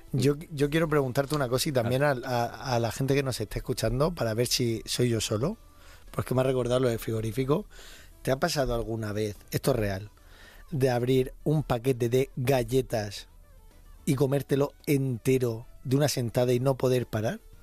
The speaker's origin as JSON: {"language": "Spanish", "region": "Region of Murcia", "country": "Spain", "said": "Soy de Murcia"}